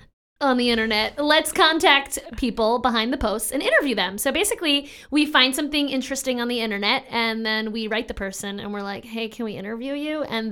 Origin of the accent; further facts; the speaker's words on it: New York, United States; I'm a New Yorker.